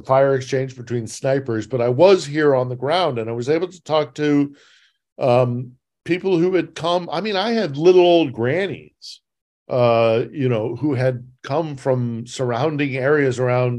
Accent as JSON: {"language": "English", "country": "United States", "tie": "born or raised there", "moved": "yes", "lives_now": "Kyiv, Ukraine", "said": "I'm an American by birth, I'm a British citizen as well"}